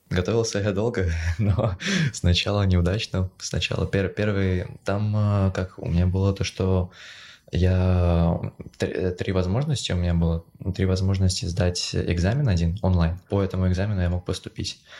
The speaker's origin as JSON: {"language": "Russian", "region": "Moscow", "country": "Russia", "tie": "born or raised there", "also_born_or_lived": "Czech Republic", "moved": "as an adult", "lives_now": "Prague, Czech Republic", "said": "я в Москве сколько, 11 лет учился в средней школе"}